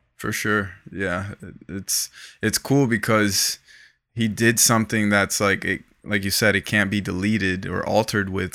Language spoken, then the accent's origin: English; Broward County, South Florida, United States; now in Los Angeles, United States; I'm from South Florida. I'm from Broward County